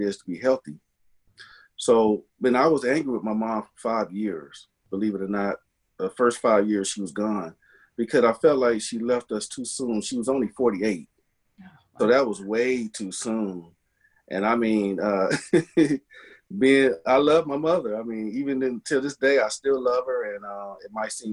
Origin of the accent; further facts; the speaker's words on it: Bay Area, California, United States; I grew up in the Bay Area, California, Northern California.